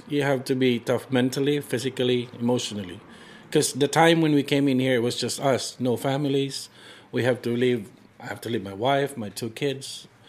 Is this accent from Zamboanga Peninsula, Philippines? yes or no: no; Cagayan de Oro, Northern Mindanao, Philippines; moved away as an adult; now in Riverton, New Zealand; I'm from the Philippines, from Cagayan de Oro. And as of the moment, I live close to Riverton, which is in Waimatuko. And I've been here in New Zealand since 2008.